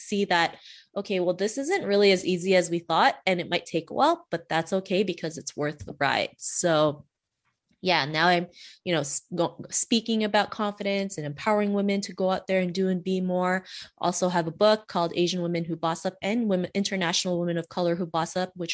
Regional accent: Canada; also born or lived in Philippines; I was born in the Philippines and we actually moved to Canada when I was 7. And back then, growing up in Canada in the late 80s, early 90s

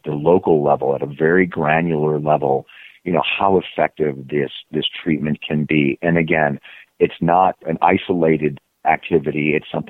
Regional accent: Germany; moved away; I was originally from Germany and very traditional conservative

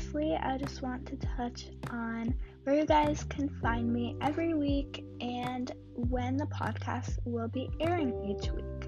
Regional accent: Southern California, United States; I'm a teenager from Southern California

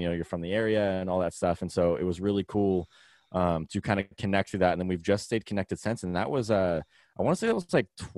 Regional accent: Vacaville, California, United States; now in Sacramento, United States; He still lives in Vacaville, but we're all originally from Vacaville together.

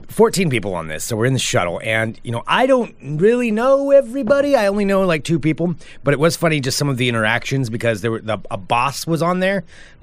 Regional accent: Oregon, United States; I grew up in Oregon

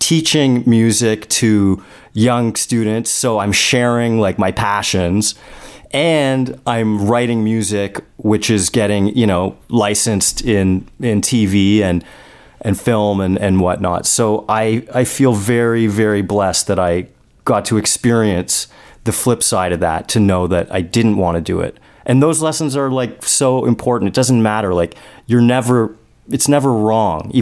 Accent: Toronto, Ontario, Canada; moved away as an adult; now in Los Angeles, United States; I'm from Toronto

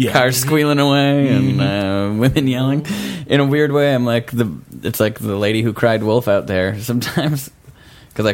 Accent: Menomonee Falls, Wisconsin, United States; moved away; I grew up in Menominee Falls, Wisconsin.

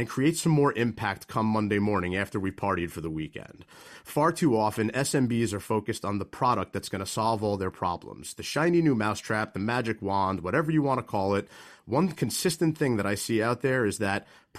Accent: Manalapan, New Jersey, United States; based right here in my hometown of Manalapan

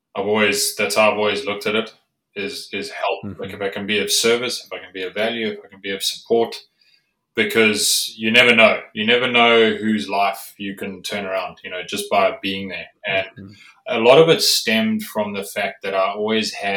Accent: South Africa; I grew up in South Africa

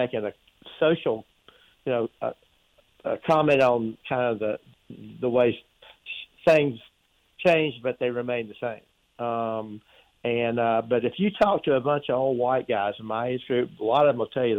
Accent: Charlotte, North Carolina, United States; when I grew up, most of my friends, I grew up in Charlotte, most of my friends and I, all we listened to was what we call soul music.

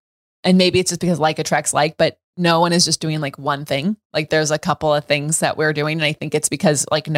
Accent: Scotland, United Kingdom; We just discovered this 5 seconds ago that we're both Scottish.

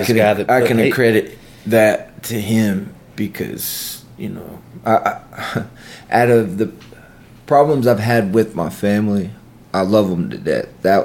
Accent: Columbus, Mississippi, United States; also born or lived in Amory, Mississippi; I'm from Columbus, Mississippi. I was born in Amory, but I mean, might as well have been born in Columbus as long as I've lived here. I've lived with my grandparents the majority of my life

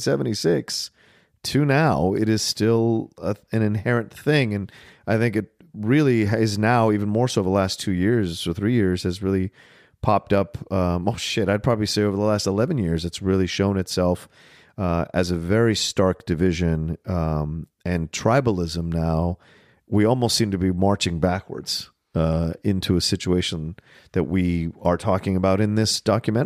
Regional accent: the South, United States; I grew up in the South. I go back all the time.

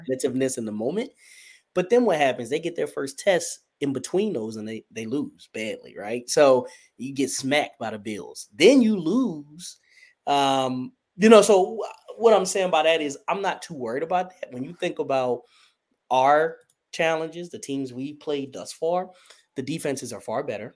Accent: Wilmington, Delaware, United States; I'm from the great First State, our president's home. I'm from Wilmington, Delaware

